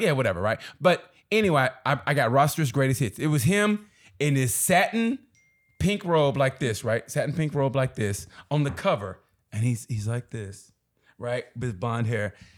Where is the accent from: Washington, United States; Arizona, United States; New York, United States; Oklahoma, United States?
Oklahoma, United States; moved away as an adult; also born or lived in Kansas City / Chicago / Dallas / Los Angeles; I grew up in Oklahoma